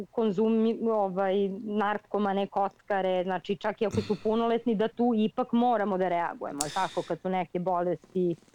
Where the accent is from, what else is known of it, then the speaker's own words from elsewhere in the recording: Serbia; Ja sam iz Srbije